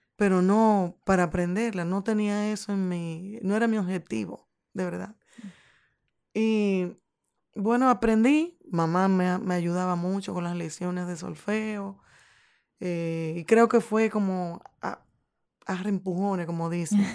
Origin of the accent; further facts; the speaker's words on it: Santiago Rodríguez, Dominican Republic; moved away as an adult; Yo soy de un pueblo que se llama Santiago Rodríguez.